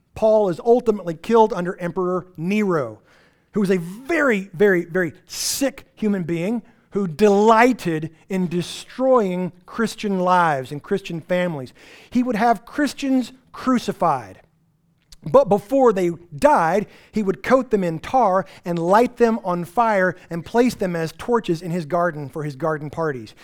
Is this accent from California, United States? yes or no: no; Texas Panhandle, United States; I grew up in the Texas Panhandle